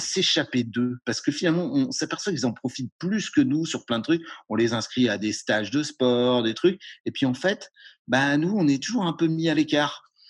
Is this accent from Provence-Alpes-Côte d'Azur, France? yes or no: no; Brittany, France; je viens de Bretagne